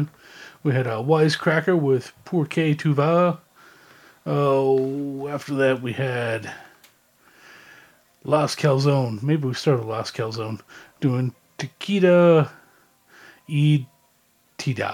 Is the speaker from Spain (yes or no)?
no; Canada; Growing up in Canada, I learned French